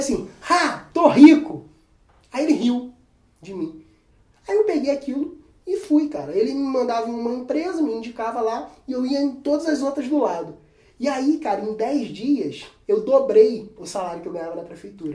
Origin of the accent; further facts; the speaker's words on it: Cabo Frio, Rio de Janeiro, Brazil; sou de Cabo Frio, interior do Rio de Janeiro